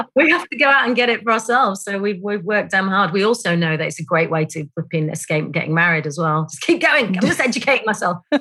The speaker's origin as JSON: {"language": "English", "town": "Bradford", "region": "Yorkshire and the Humber", "country": "United Kingdom", "tie": "born or raised there", "said": "I grew up in a place called Bradford, which is in West Yorkshire."}